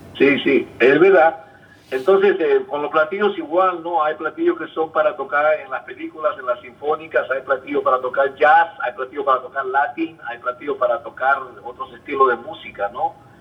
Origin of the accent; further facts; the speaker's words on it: Peru; moved away as an adult; also born or lived in Puerto Rico / Los Angeles; now in United States; salí de Perú, mis padres firmaron todos los papeles, me sacaron eh, pasaporte y todo, yo tenía 18 años.